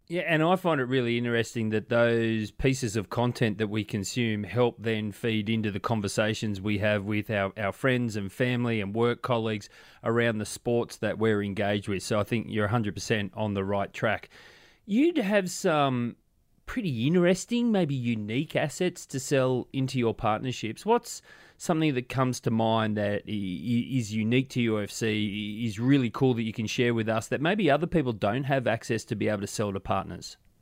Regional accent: Australia; I'm Australian

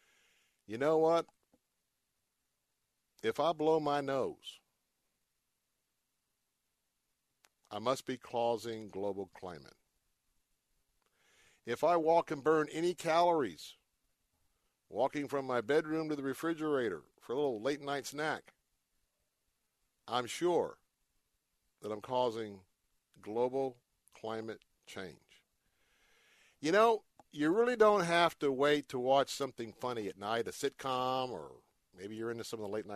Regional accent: Montana, United States; growing up in Montana

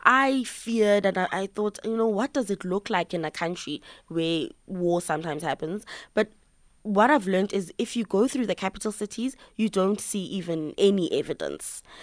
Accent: South Africa; accent: South African; my South African accent

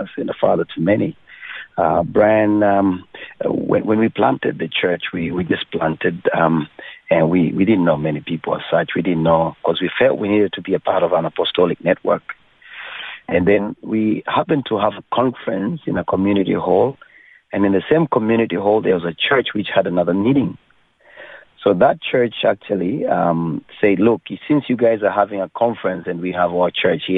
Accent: Kenya; moved away; I was born in Kenya

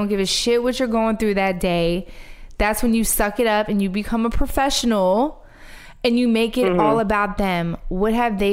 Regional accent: Philadelphia, Pennsylvania, United States; I'm from Philly

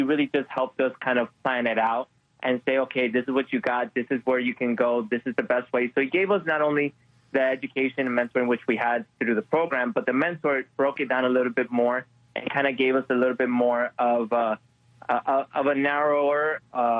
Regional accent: Miami, Florida, United States; moved away; I'm from Miami

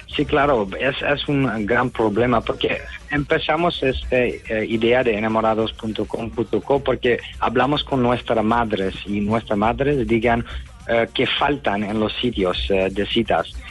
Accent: Netherlands; now in Spain; Jess, y yo somos de Holanda

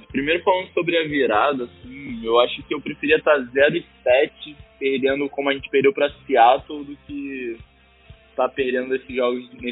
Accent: Rio de Janeiro, Brazil; sou do Rio de Janeiro

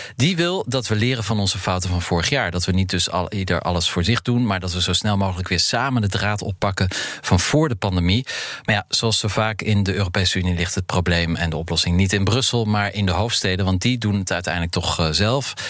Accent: Netherlands; we misschien niet eens meedoen als Nederlanders

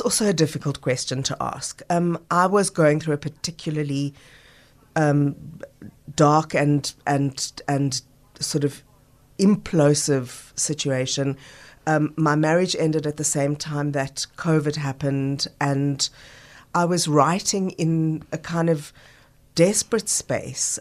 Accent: Johannesburg, Gauteng, South Africa; now in Cape Town, South Africa; growing up in Joburg

